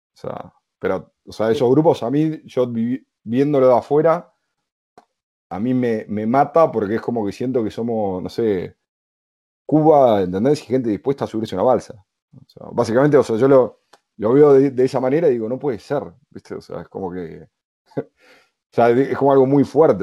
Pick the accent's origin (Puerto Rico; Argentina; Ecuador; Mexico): Argentina; Buenos Aires; moved away as an adult; now in Madrid, Spain; yo siendo de Buenos Aires